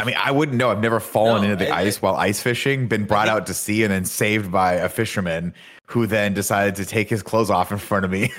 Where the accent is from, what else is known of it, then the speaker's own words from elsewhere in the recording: Riverside, California, United States; now in San Francisco, United States; people go, "Where are you from?" and I go Riverside